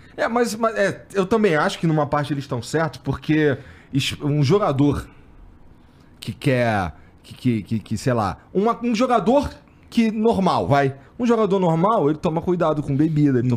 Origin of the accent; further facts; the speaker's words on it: Rio de Janeiro, Brazil; eu morei no Jacaré